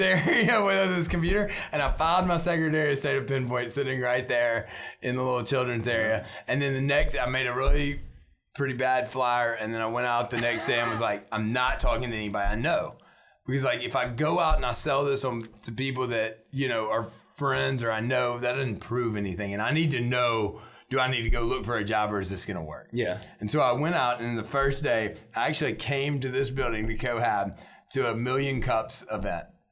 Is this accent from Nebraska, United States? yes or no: no; Shreveport, Louisiana, United States; I grew up in a time when I think Shreveport was fighting for progress